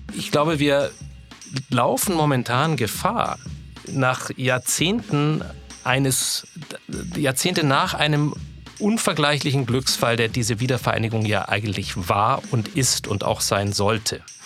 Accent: Upper Franconia, Bavaria, Germany; Ich bin ganz in der Nähe der Grenze zur DDR aufgewachsen, im Oberfränkischen.

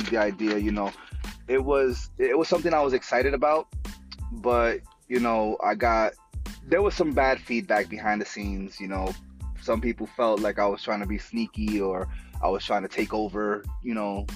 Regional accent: New York City, New York, United States; I grew up in the Bronx

